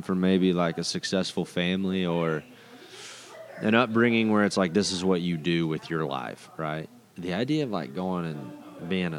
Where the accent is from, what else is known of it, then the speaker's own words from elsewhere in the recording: Decatur, Texas, United States; now in Lubbock, United States; I'm from Decatur, which is, like, a big rodeo town